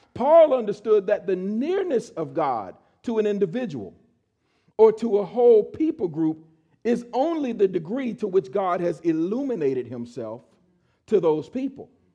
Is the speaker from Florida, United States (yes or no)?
yes; Miami, Florida, United States; I grew up in Miami, Florida